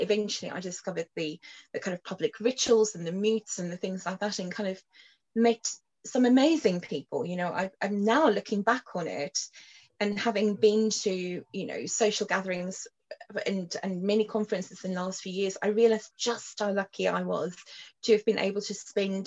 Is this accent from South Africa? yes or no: yes; Cape Town, Western Cape, South Africa; moved away; also born or lived in London; I grew up in Cape Town in South Africa on the other side of the world